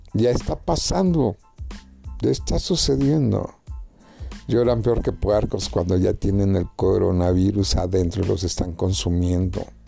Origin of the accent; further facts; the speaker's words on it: Mexico; mi pueblo, a mi México